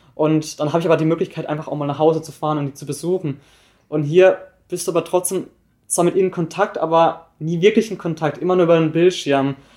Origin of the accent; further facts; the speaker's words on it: Wittenweier, Baden-Württemberg, Germany; moved away as an adult; now in Hamburg, Germany; komme aus Wittenweier. Das ist ein kleines Dorf in der Nähe von Freiburg im Breisgau, also ich komme ganz aus dem Süden